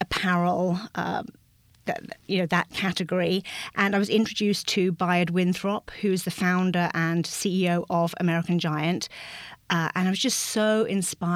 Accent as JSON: {"language": "English", "region": "England", "country": "United Kingdom", "tie": "born or raised there", "also_born_or_lived": "New York / San Francisco / North Carolina", "moved": "as an adult", "lives_now": "Twin Cities, United States", "said": "I grew up in England, as you might be able to tell from the accent, just north of London."}